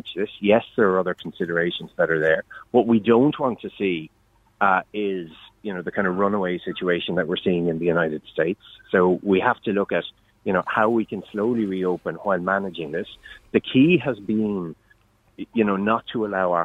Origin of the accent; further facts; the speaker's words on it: County Wexford, Ireland; I come from County Wexford